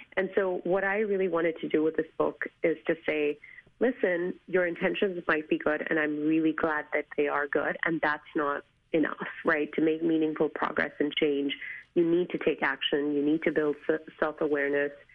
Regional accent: India; moved away; as an Asian woman, as an Indian woman, as an immigrant woman

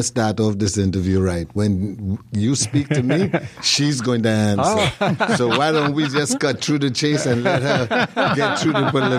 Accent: Chicago, Illinois, United States; Growing up in Chicago, we had one part of the Caribbean, of the West Indies, that we could celebrate, which was Jamaica

